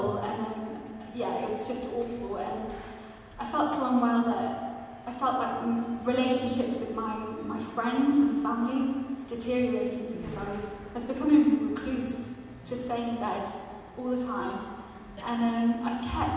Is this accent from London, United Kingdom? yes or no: no; Kent, South East England, United Kingdom; now in Leamington Spa, United Kingdom; I live in Leamington Spa, but I'm originally from Kent.